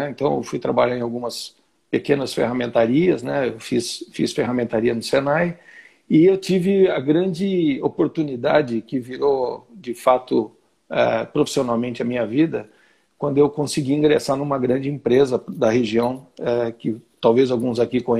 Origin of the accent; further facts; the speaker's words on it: Santo André, São Paulo, Brazil; Na região do ABC Paulista, sou de Santo André. Tenho 58 anos.